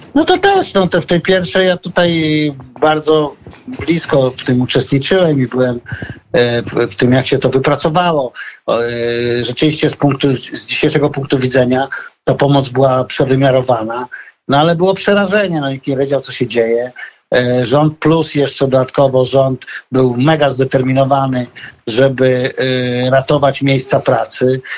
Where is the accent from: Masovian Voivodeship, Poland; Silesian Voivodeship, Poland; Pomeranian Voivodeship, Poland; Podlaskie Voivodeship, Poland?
Podlaskie Voivodeship, Poland; ja tam jestem chłopak z Podlasia